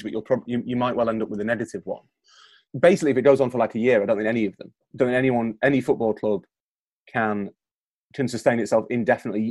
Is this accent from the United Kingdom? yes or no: yes; Yorkshire and the Humber, United Kingdom; I'm from Yorkshire